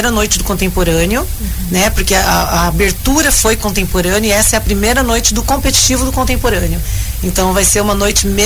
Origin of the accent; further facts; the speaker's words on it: Paranavaí, Paraná, Brazil; então, o grupo Maria Tereza Fávero foi o segundo lugar do Mais 40 ah, ontem, é lá da minha terrinha.